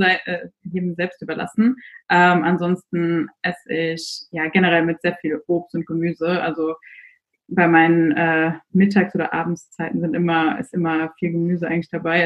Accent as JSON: {"language": "German", "area": "near Frankfurt", "region": "Hesse", "country": "Germany", "moved": "as an adult", "lives_now": "Amsterdam, Netherlands", "said": "ich komme genau aus der Nähe von Frankfurt eigentlich ursprünglich, wohne aber seit diesem Jahr in Amsterdam"}